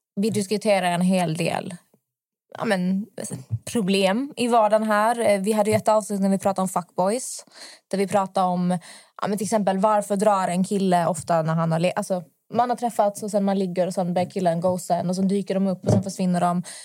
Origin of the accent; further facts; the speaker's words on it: Malmö, Skåne, Sweden; now in Stockholm, Sweden; Jag kommer från Malmö och i Malmö vi har jättemycket cykelvägar